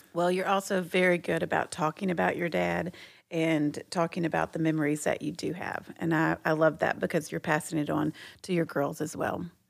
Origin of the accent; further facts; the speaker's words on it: Texas, United States; I'm from Texas